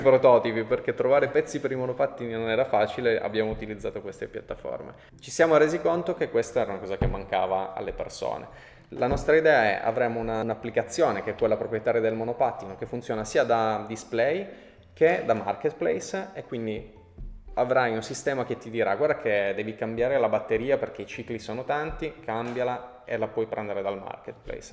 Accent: Turin, Piedmont, Italy; siamo di Torino, siamo italiani

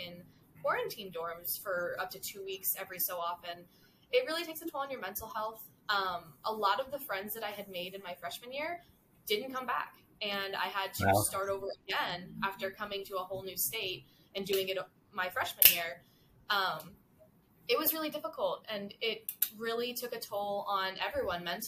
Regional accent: South Carolina, United States; moved away as an adult; now in New Jersey, United States; I am not from Jersey, like you said. I'm actually from South Carolina, which is quite a distance, quite a journey to get here.

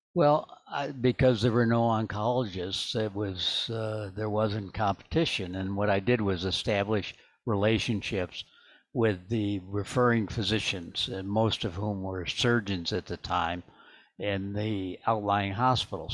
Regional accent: Midwest, United States; moved away; I grew up in the Midwest

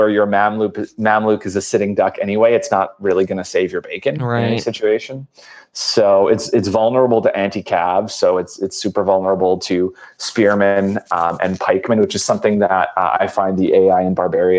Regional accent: Scotland, United Kingdom; But, yeah, you know, being a Scotsman myself, I don't subscribe to that version.

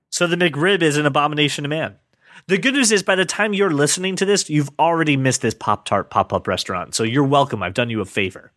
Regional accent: United States; I'm an American

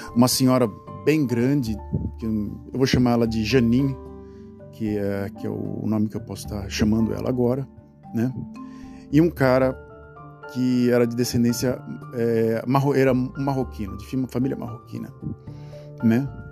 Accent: Brazil; moved away as an adult; now in Netherlands; Eu morei no Brasil durante 32 anos, né? Saí do Brasil com 32 anos de idade

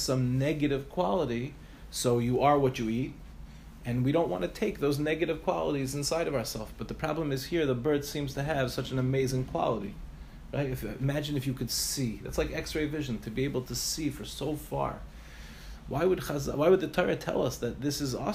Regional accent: Five Towns, New York, United States; moved away as an adult; also born or lived in Far Rockaway, New York; now in Ramat Beit Shemesh, Israel; I grew up in the Five Towns

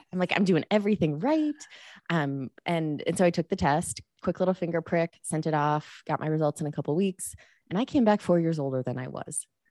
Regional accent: Chicago, Illinois, United States; moved away; I was born at home, breastfed till I was four, which was totally a weird thing in the eighties in Chicago.

